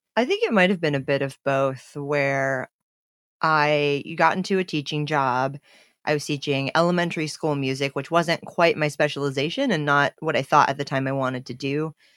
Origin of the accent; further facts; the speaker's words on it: United States; my role as an American and as an aid worker in a country that's not my own